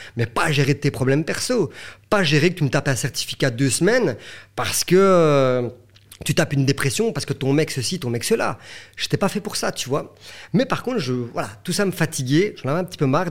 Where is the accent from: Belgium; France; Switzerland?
Belgium; chez nous en Belgique